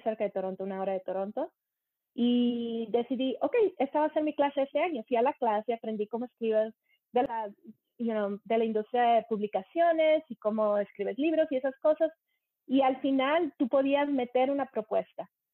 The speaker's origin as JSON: {"language": "Spanish", "town": "Monterrey", "region": "Nuevo León", "country": "Mexico", "tie": "born or raised there", "also_born_or_lived": "Germany / United States / England", "moved": "as an adult", "lives_now": "Canada", "said": "crecí en Monterrey, México. Y dejé Monterrey, México en el 95"}